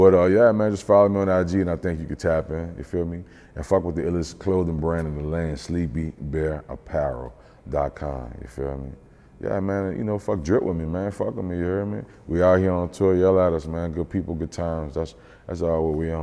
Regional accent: New Orleans, Louisiana, United States; I'm from New Orleans

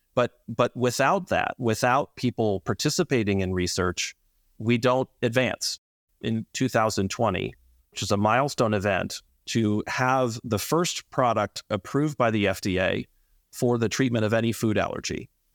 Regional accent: Atlanta, Georgia, United States; moved away as an adult; also born or lived in North Carolina; I grew up in Atlanta and am from here

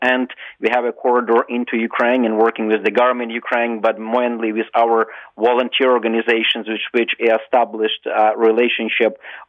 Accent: Canada; I'm as a Canadian retired military officer who've been to various hotspots around the world.

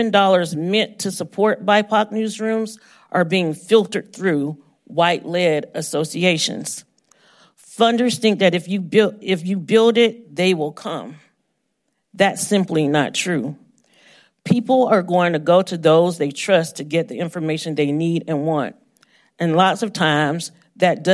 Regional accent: Georgia, United States; Homeroom News in my hometown of Georgia

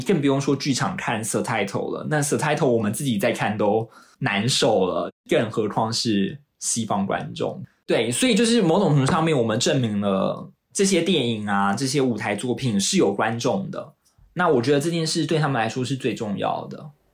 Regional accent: Taiwan; now in London, United Kingdom; 我自己作为台湾人，我做一个说华语的人

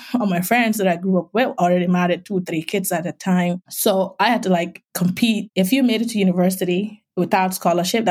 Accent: Gambia; accent: West African; moved away as an adult; now in United States; from my accent, you can tell I'm from West Africa. I grew up as an orphan in a small village

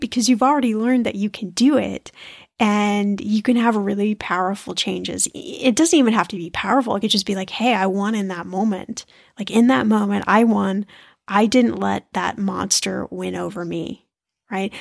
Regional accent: United States; being American

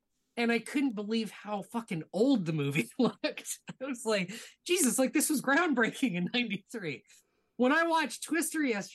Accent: Edmonton, Alberta, Canada; now in Ontario, Canada; I was born and raised in Edmonton, Alberta.

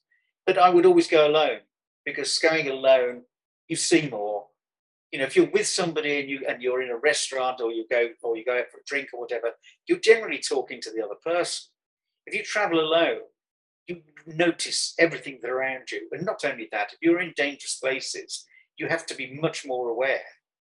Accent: Birmingham, West Midlands, United Kingdom; Well, that's one of the beauties of coming from Birmingham. You can be mistaken for an Aussie.

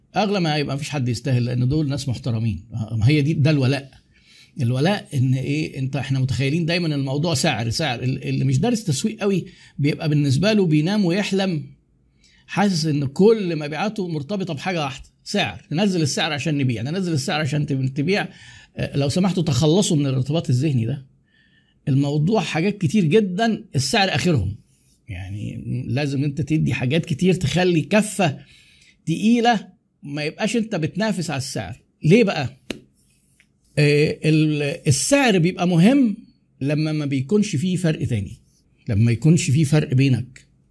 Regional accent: Egypt; احنا بقى عندنا في مصر

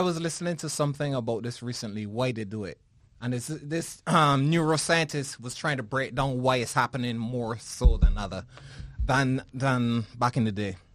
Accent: Barbados; born or raised there

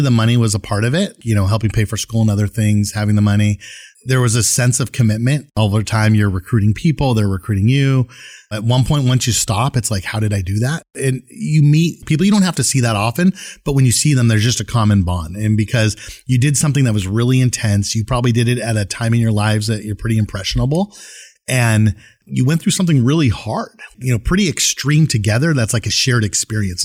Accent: Camarillo, California, United States; also born or lived in San Fernando Valley; I grew up in Southern California, like, you know, Camarillo actually is where I went to high school, San Fernando Valley

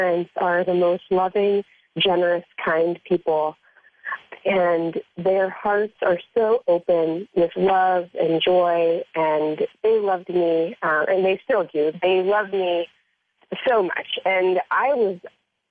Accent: Erie, Pennsylvania, United States; also born or lived in Greenville, Pennsylvania; And I lived in Erie, Pennsylvania, which is a little over an hour from Greenville

